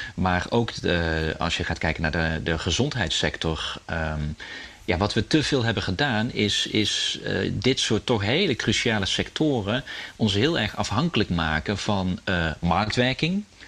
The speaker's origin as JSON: {"language": "Dutch", "country": "Netherlands", "said": "als, als Nederlanders"}